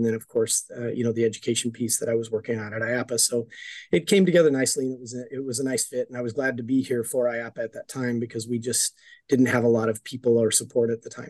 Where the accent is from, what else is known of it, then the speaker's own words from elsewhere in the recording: Denver, Colorado, United States; I grew up in Denver, Colorado, and I was kind of a troubled kid.